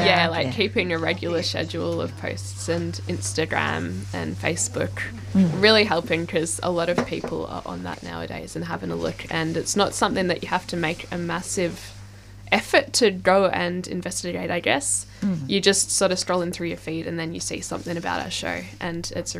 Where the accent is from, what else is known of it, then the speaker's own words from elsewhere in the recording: Melbourne, Victoria, Australia; I am from Melbourne, yes.